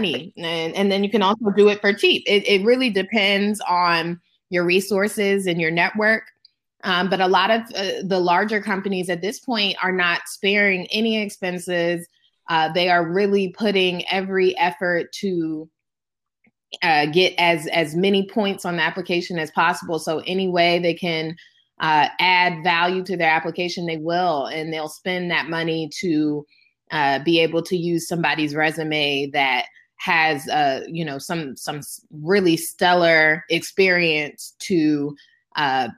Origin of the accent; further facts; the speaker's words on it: Maryland, United States; also born or lived in Atlanta, Georgia; my home state of Maryland